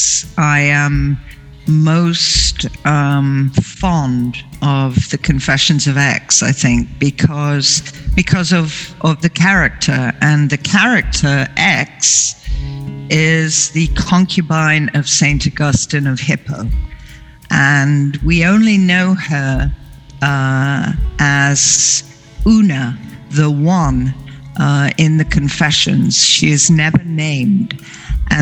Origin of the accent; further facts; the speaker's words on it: England, United Kingdom; I grew up in England